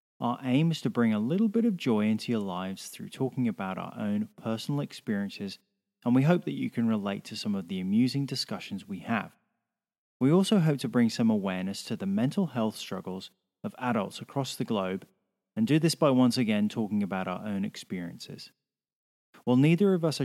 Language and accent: English; England, United Kingdom; now in Australia; I'm English.